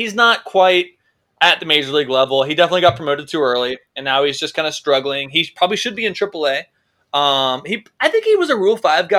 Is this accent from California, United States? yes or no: no; Charlotte, North Carolina, United States; So we're from North Carolina, and my wife's family is from South Carolina.